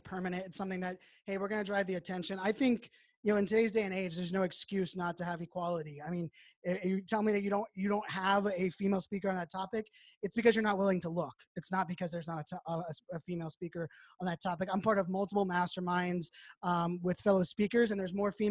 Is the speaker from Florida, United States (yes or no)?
no; Pittsburgh, Pennsylvania, United States; I grew up in Pittsburgh.